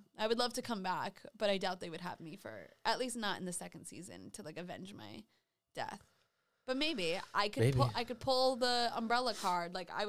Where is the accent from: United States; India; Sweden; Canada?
United States; Rhode Island; Hi, I'm from. … I'm from Rhode Island.